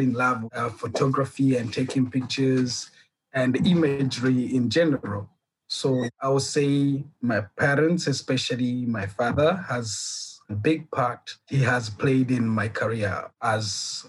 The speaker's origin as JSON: {"language": "English", "country": "Burundi", "also_born_or_lived": "Kenya", "moved": "yes", "lives_now": "South Africa", "said": "Okay, I'm originally from Burundi, from a Rwandese parent and a Burundian parent. In 1994, during the genocide, we flew to Kenya until 2006 when I left Kenya to South Africa."}